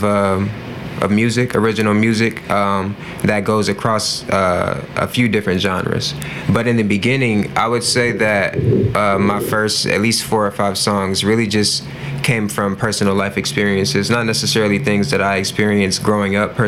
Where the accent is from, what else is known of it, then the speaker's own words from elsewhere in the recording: Stone Mountain, Georgia, United States; moved away as an adult; also born or lived in Atlanta, Georgia / New York; now in Indiana, United States; I was born in Atlanta, Georgia. I was raised out in East Atlanta, a city called Stone Mountain, Georgia. And I actually didn't leave until I was 18.